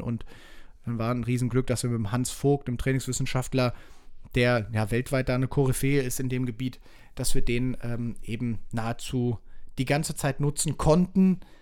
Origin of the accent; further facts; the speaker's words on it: Leverkusen, North Rhine-Westphalia, Germany; also born or lived in Münster; Ich bin in Leverkusen groß geworden, in Münster geboren, aber mit drei Jahren nach Leverkusen gezogen